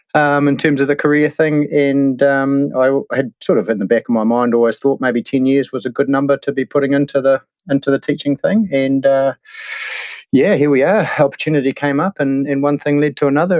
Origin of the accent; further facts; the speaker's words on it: Hastings, Hawke's Bay, New Zealand; moved away as an adult; now in Taupo, New Zealand; I grew up in the Hawke's Bay and Hastings. Uh, spent the first eighteen years of my life, yeah, down there